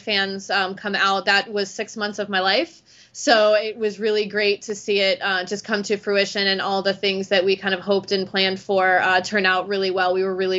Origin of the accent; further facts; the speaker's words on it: Ohio, United States; moved away as an adult; also born or lived in Cincinnati, Ohio / Cleveland, Ohio; I'm originally from Ohio